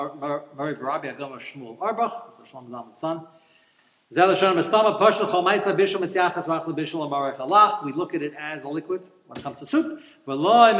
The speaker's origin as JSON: {"language": "English", "country": "United States", "tie": "born or raised there", "said": "as I grew up in America"}